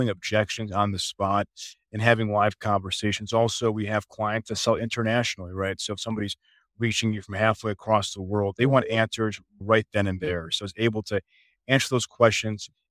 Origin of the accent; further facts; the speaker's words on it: Chicago, Illinois, United States; moved away as an adult; now in Dallas, United States; I'm originally from the Chicago area